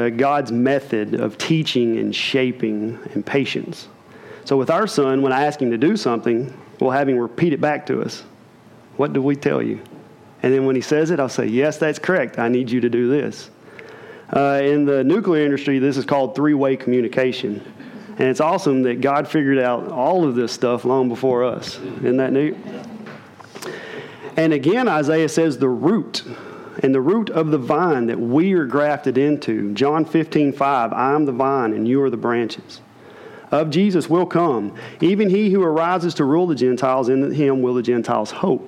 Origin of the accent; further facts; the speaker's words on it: Middle Tennessee, United States; growing up in Middle Tennessee, after church on Sunday